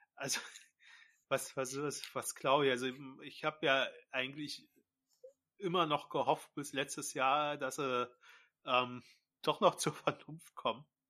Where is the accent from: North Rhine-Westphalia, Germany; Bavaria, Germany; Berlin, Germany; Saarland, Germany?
Berlin, Germany; wir Berliner